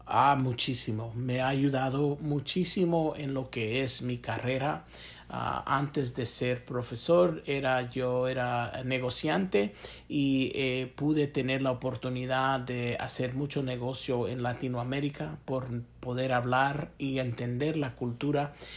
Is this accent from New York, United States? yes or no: no; Chicago, Illinois, United States; also born or lived in Guatemala (parents); now in Calhoun, United States; soy nacido en Chicago. Ah, mis padres son guatemaltecos.